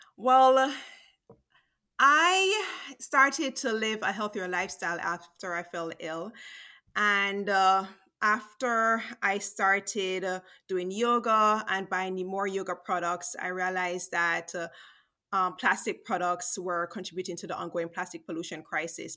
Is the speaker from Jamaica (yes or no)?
yes; Jamaica; growing up in Jamaica